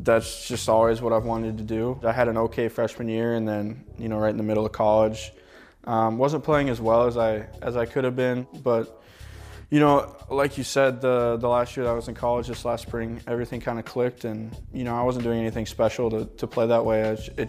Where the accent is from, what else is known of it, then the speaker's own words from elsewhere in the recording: Montana, United States; It was cool. It's a very unique place. You know, obviously, there's a ton of stuff to do outside. World-famous ski resorts. Yellowstone National Park is like an hour from my house.